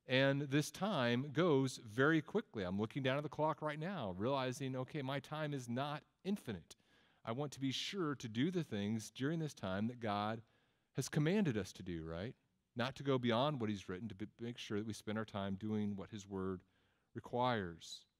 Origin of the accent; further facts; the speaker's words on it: Texas, United States; also born or lived in Tennessee; I'm from Texas and Tennessee and different places, so I just say both.